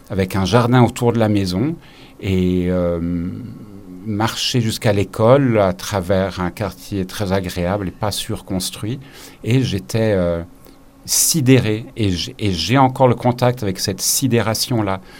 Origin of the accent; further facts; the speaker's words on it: Zimbabwe; now in Geneva, Switzerland; j'ai passé une partie de mon enfance au Zimbabwe et euh, les week-ends et les vacances étaient passés euh, à une activité qui était aller dans les parcs naturels et regarder la faune et la nature.